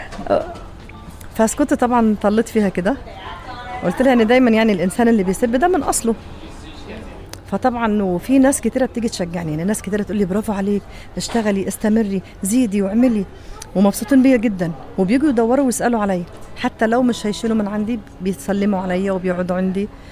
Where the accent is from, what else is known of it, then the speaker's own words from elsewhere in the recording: Egypt; now in Saudi Arabia; انا مصريه